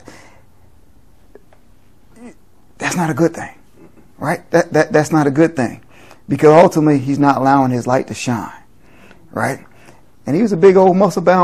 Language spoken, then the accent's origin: English; New York City, New York, United States; growing up in New York City